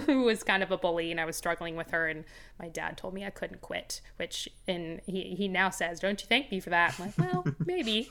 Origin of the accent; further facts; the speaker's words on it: Los Angeles, California, United States; I grew up in Los Angeles